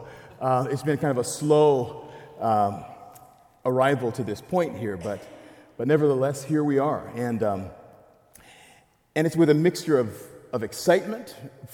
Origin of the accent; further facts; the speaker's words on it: DR Congo; moved away; I'm from the Democratic Republic of Congo